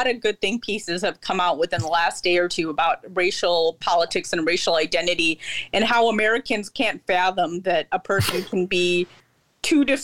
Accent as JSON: {"language": "English", "country": "India", "said": "I'm Indian but I'm Muslim, so we we most Indian Muslims tend to have uh, Middle Eastern or Persian names."}